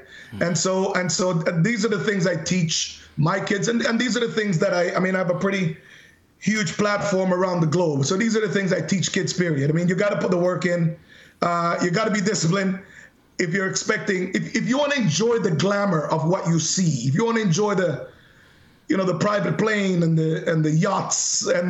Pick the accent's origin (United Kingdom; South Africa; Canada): Canada; I'm representing Canada. I'm Canadian. I'm a proud Canadian.